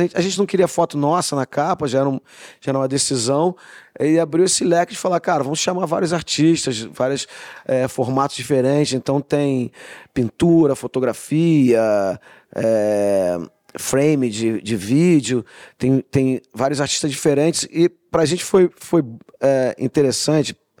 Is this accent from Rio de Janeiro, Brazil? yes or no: yes; Rio de Janeiro, Brazil; a gente cresceu no Rio de Janeiro nos anos 90 muito violento